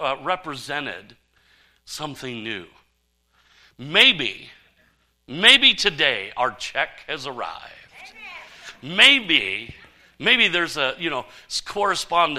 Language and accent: English; Saginaw, Michigan, United States; I was a kid growing up in Michigan